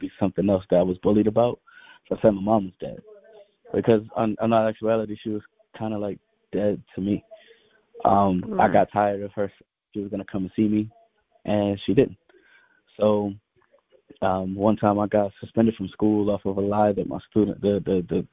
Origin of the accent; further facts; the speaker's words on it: Rochester, New York, United States; also born or lived in Chicago, Illinois; I was born in Chicago, Illinois, is how I got this name, but I spent my entire life in Rochester, New York, where I got my fame